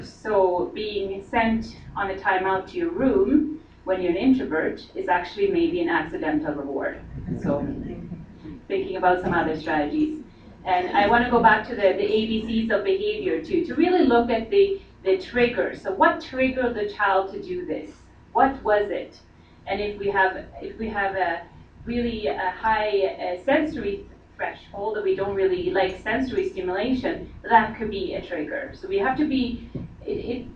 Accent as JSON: {"language": "English", "country": "Sweden", "moved": "yes", "said": "I come from Sweden"}